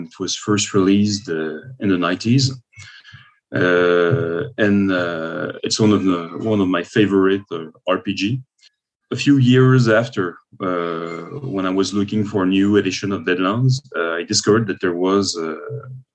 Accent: Paris, Île-de-France, France; now in Quebec City, Canada; I'm living in Quebec City, but I'm originally from Paris in France

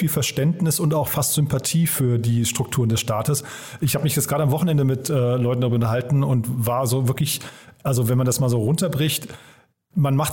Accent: Berlin, Germany; Da habe ich dann gedacht, naja, ich bin ja Berliner, ich kenne den Zustand der öffentlichen Verwaltung hier oder den Digitalisierungsgrad.

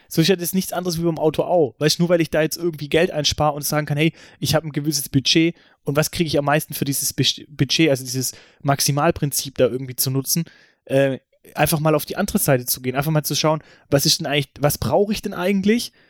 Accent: Stuttgart, Baden-Württemberg, Germany; bei uns in Stuttgart

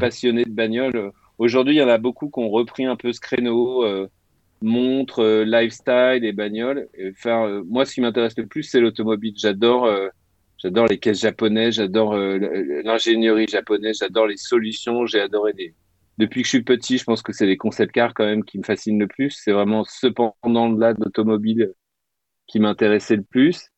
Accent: Tarbes, Occitania, France; now in Paris, France; il habitait dans la rue où je suis né, parce que je suis né à Tarbes

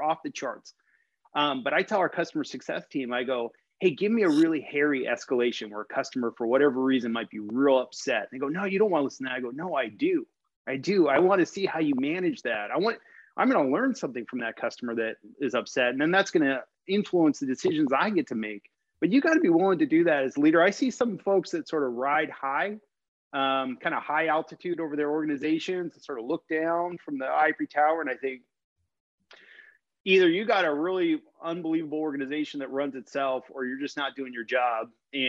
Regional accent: Los Angeles, California, United States; now in Seattle, United States; I'm based in Seattle, Washington. Okay. I grew up in Los Angeles.

